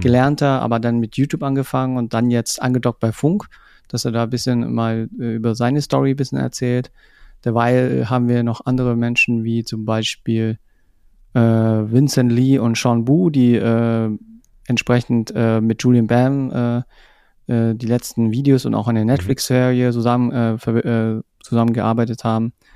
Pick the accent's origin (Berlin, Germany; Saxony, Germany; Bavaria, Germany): Bavaria, Germany; Munich; ich komme aus München